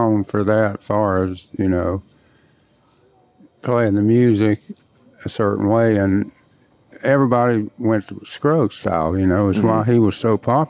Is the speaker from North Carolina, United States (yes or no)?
yes; Monroe, North Carolina, United States; I'm from North Carolina, Monroe, to be exact